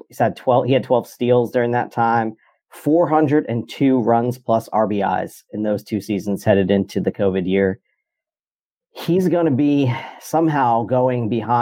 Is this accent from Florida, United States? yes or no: no; New York City, New York, United States; Born and raised in New York